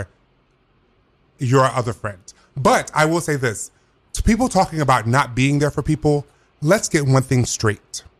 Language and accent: English; the South, United States; I'm from the South. I do know growing up